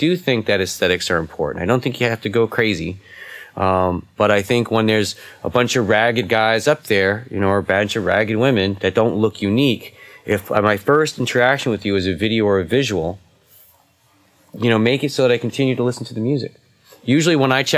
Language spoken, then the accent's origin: English; New England, United States; I'm from New England, which is the east part of America